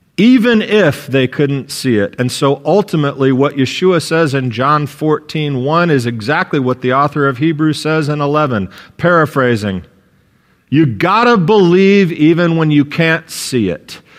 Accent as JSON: {"language": "English", "country": "United States", "said": "an American citizen"}